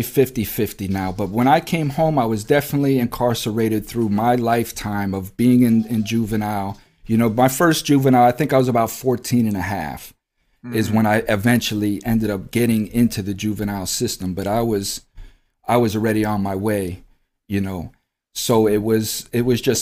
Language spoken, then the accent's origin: English; United States; We, as American citizens, are born into debt